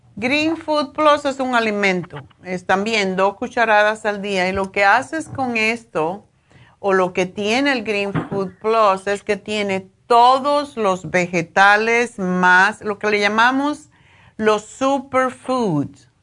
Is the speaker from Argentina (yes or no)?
no; Cuba; yo soy cubana y me crié comiendo eso